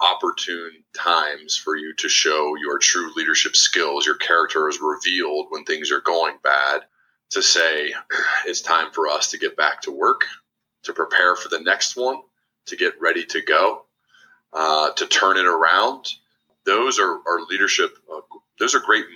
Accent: Ohio, United States; moved away as an adult; also born or lived in Birmingham, Alabama; I'd lived in Ohio my whole life

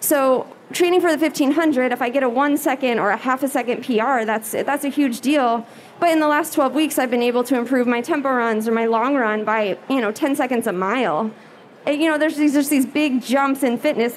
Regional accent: Gering, Nebraska, United States; moved away; my hometown put on a half marathon back in Gearing, Nebraska

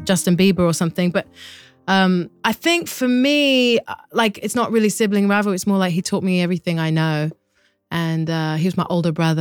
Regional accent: London, United Kingdom; moved away as an adult; now in United States; growing up in London

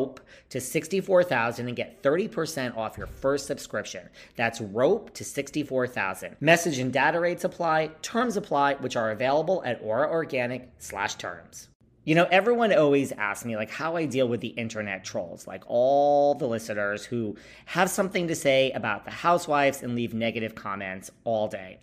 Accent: New York, United States; I'm from New York

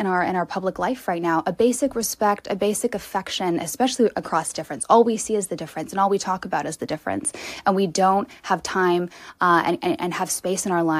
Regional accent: Vancouver, British Columbia, Canada; also born or lived in Los Angeles, California, United States; now in Indiana, United States; From Los Angeles originally, raised in Vancouver, Canada.

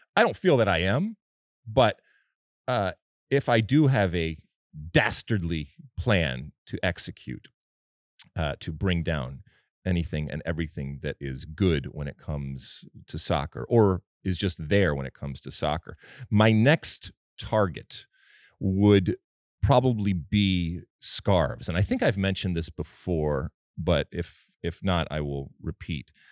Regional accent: Michigan, United States; moved away; I grew up in Michigan

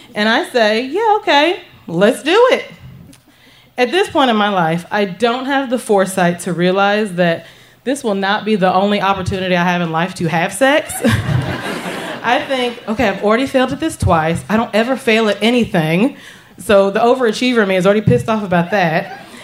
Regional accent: the South, United States; The small town that I grew up in in the South

